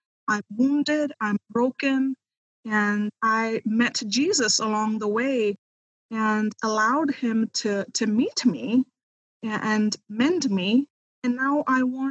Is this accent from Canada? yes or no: no; India; moved away as an adult; now in United States; I am originally from India. I am a missionary kid. My parents still are missionaries in India